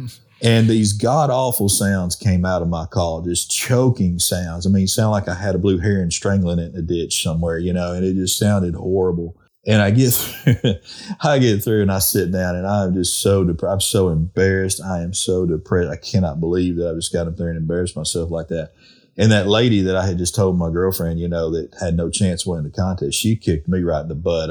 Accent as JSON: {"language": "English", "region": "Arkansas", "country": "United States", "tie": "born or raised there", "said": "when I was a kid growing up in Arkansas"}